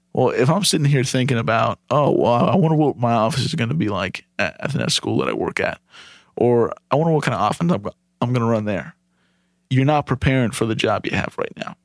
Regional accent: Ohio, United States; moved away as an adult; now in Charlotte, United States; I grew up in Ohio, graduated high school in two thousand eight, moved down to Charlotte that next month after graduation.

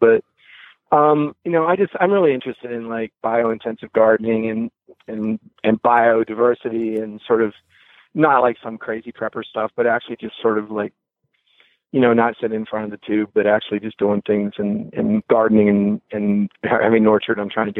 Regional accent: West Virginia, United States; born there; I was born in West Virginia.

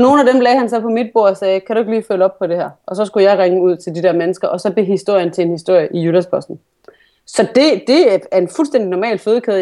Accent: Vejle, Southern Denmark, Denmark; moved away; jeg kommer fra Vejle

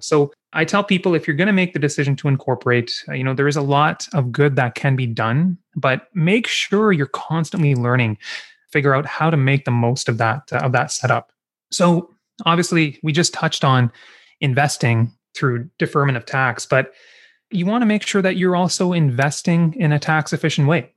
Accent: Kingston, Ontario, Canada; also born or lived in Vancouver, British Columbia; I grew up in Kingston

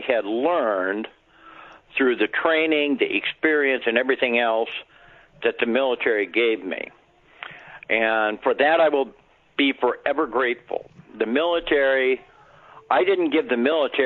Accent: Montana, United States; I was from Montana

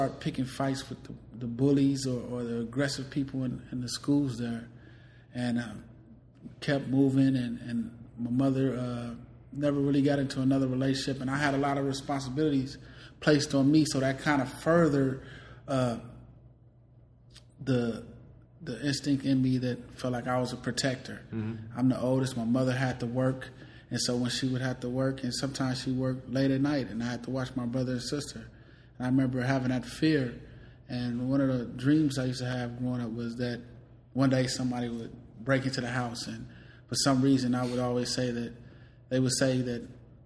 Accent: Richmond, California, United States; also born or lived in Decatur, Illinois, United States; I'm originally from Decatur, Illinois. I moved to Richmond, California at the age of six

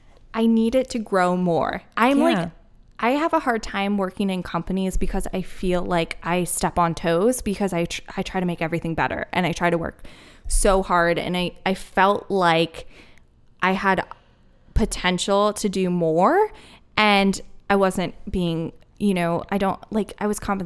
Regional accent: East Coast, United States; I was born and raised on the East Coast. I love the East Coast.

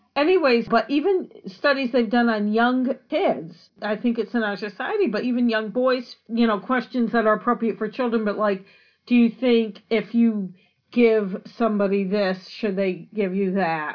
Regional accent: United States; as an American

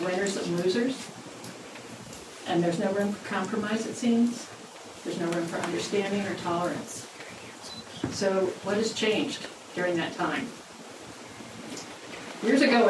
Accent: Richmond, Indiana, United States; now in Bloomington, United States; I grew up in Richmond

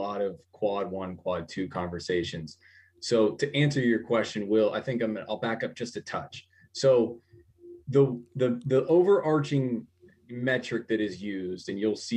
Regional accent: Ohio, United States; I grew up in Ohio, and both of my parents were actually basketball coaches.

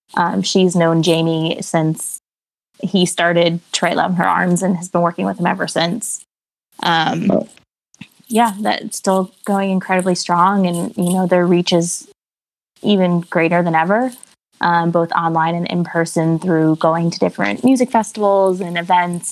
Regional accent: New Jersey, United States; I'm from New Jersey, born and raised, still live in New Jersey

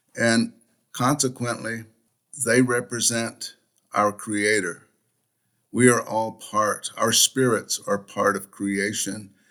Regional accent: Uintah and Ouray Ute Reservation, northeastern Utah, United States; I was born and raised on the Uinta and Ore Ute Reservation in northeastern Utah

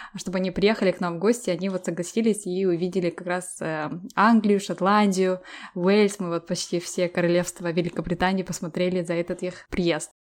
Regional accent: Almaty, Kazakhstan; now in London, United Kingdom; сама родом с Алматы

